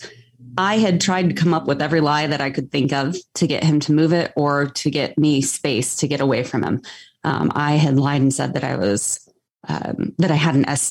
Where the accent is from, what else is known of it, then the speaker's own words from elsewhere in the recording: Greeley, Colorado, United States; I actually grew up in Greeley